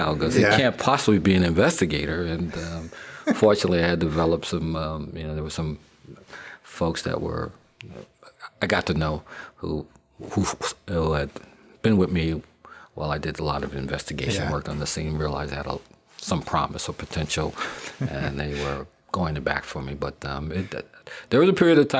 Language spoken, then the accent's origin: English; Long Island, New York, United States; I'm from Long Island, New York